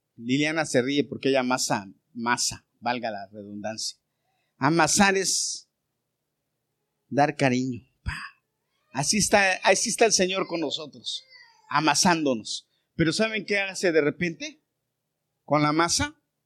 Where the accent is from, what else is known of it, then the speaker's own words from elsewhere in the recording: Mexico; now in United States; Yo no dejé de ser mexicano, yo sigo siendo mexicano. Pero soy ciudadano americano.